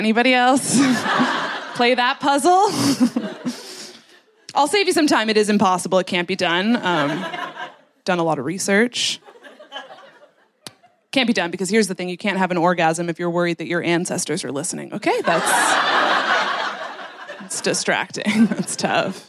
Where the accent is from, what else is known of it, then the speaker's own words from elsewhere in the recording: Canada; moved away as an adult; also born or lived in Netherlands; now in London, United Kingdom; I am from Canada.